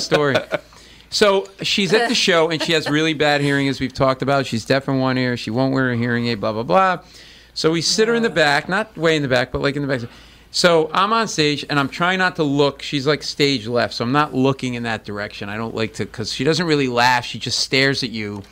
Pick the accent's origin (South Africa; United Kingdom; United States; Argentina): United States; Providence, Rhode Island; I grew up in Providence